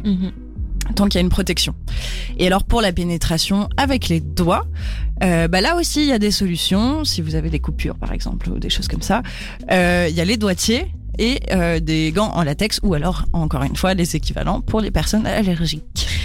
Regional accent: France; je suis française

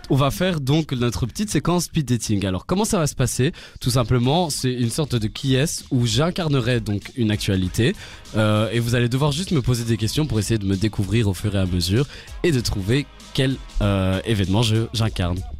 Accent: France; J'aime la compète, euh, je viens de France

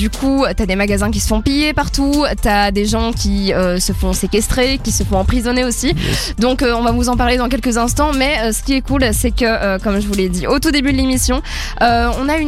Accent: Belgium; en tant que Belge là-bas, nous on a l'habitude de sortir, de boire des verres

